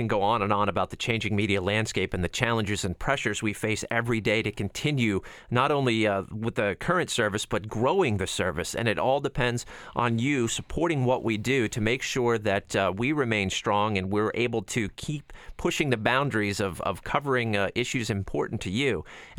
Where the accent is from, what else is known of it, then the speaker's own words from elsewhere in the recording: Pennsylvania, United States; I grew up in Western Pennsylvania, saw the end of the steel industry in the 80s.